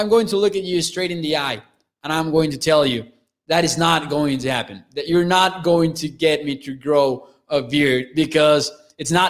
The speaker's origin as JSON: {"language": "English", "country": "Mexico", "tie": "born or raised there", "said": "my hometown here in Mexico"}